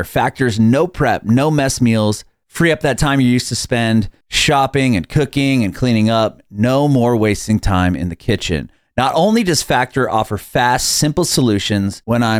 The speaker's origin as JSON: {"language": "English", "town": "San Diego", "region": "California", "country": "United States", "tie": "born or raised there", "moved": "as an adult", "lives_now": "Nashville, United States", "said": "I'm from San Diego. I only moved to Nashville about 3 years ago. So I know it's like, you know, growing up next to the ocean"}